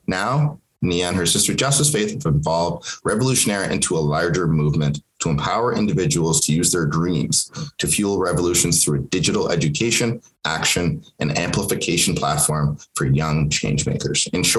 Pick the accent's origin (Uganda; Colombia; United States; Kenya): Kenya; first language Swahili; English is a second language; now in Canada; that's the language that I grew up speaking in Kenya, obviously. And English was my third language after I learned Swahili, and then Arabic. And then when we came to Canada, eventually English.